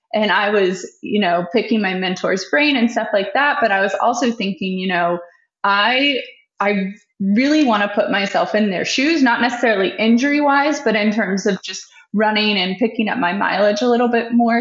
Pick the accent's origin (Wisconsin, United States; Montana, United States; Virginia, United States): Virginia, United States; Richmond; also born or lived in Winchester, Virginia / Washington, D.C.; I grew up in Richmond